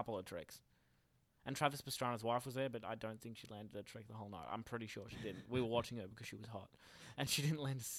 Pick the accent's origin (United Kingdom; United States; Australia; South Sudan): Australia; Pearcedale, Victoria; I'm from Piercedale